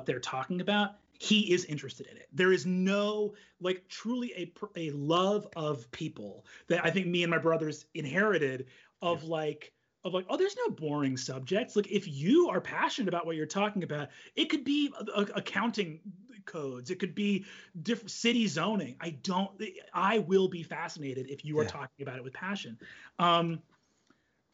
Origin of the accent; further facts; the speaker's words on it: New York, United States; growing up in New York